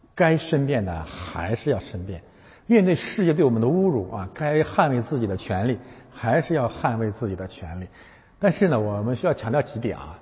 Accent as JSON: {"language": "Chinese", "country": "China", "said": "我们是中国人"}